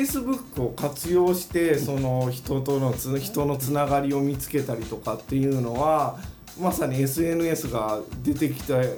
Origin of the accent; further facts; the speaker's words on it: Kansai, Japan; also born or lived in Tokyo; now in Miura, Japan; 僕はえっ、ー、と関西人なんですけど